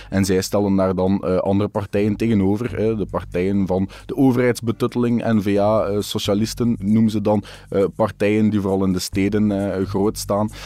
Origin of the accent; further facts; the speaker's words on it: Wachtebeke, Flanders, Belgium; in het dorp waar ik ben opgegroeid